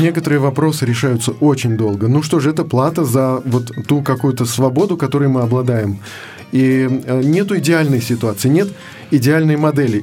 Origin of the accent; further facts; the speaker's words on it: Moscow, Russia; я родился в Москве, в семье неверующих людей